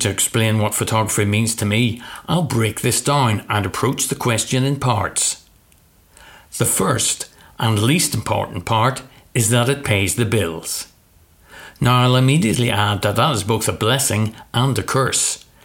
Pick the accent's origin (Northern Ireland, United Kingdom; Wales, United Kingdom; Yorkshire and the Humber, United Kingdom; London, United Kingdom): Northern Ireland, United Kingdom; my hometown was the center of the biggest story in the world